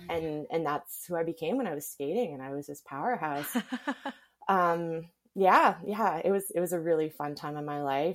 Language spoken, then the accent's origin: English; Surrey, British Columbia, Canada; now in Kelowna, Canada; I grew up in Surrey in the lower mainland